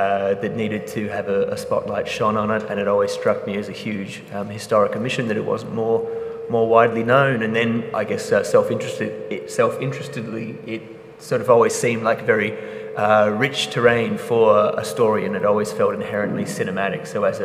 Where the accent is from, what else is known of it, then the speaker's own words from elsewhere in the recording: Perth, Western Australia, Australia; accent: slight English; I'm a Perth born and bred, despite any slight English sort of tone in my accent that I could be accused of.